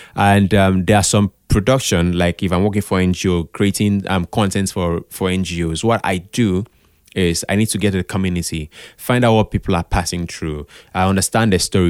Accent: Calabar, Cross River, Nigeria; I grew up in Calabar.

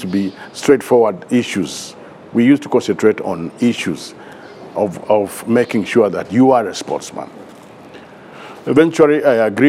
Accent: Nairobi, Kenya; we grew up together in Eastlands, of course, from Makadara.

